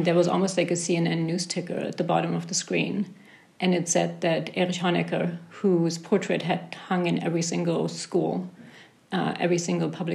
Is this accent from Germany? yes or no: yes; Leipzig, Saxony, Germany; English is a second language; moved away as an adult; also born or lived in West Virginia / Wisconsin; now in Virginia, United States; I am from Leipzig, a cluster of villages around Leipzig, and I grew up in the dorms, actually, with my mom